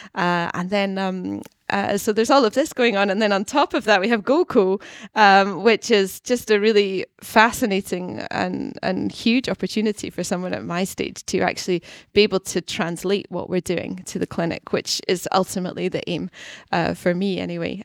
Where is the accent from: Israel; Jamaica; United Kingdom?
United Kingdom; Scotland; accent: Scottish; moved away as an adult; also born or lived in London / Basel / Geneva / Stockholm; now in Gothenburg, Sweden; I grew up in Scotland, and then I, I lived in London and in Basel and Geneva in Switzerland, um, a, and then also in Stockholm and now in Gothenburg